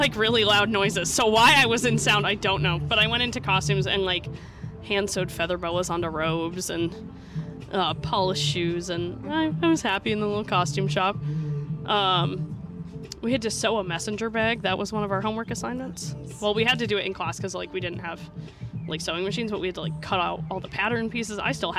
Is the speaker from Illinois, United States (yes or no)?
no; Vermont, United States; There's an opera house in my hometown. Mm-hmm. It's technically a city. It's like the smallest city in Vermont.